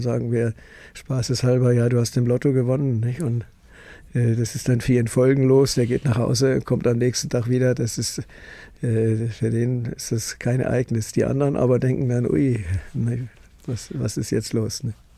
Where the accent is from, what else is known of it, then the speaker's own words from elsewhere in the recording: Munich, Bavaria, Germany; also born or lived in Farther Pomerania, Poland; now in Traunstein, Germany; Schule München und äh, Studium in München und Fachausbildung in Medizin in München